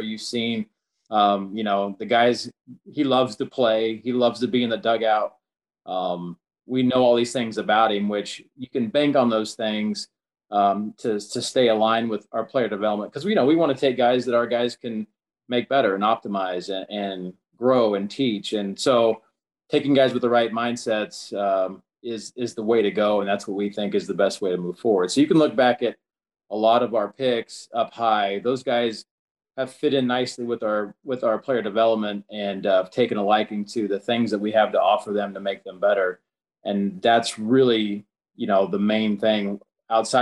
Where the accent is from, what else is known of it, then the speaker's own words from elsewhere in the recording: Kansas, United States; I'm from Kansas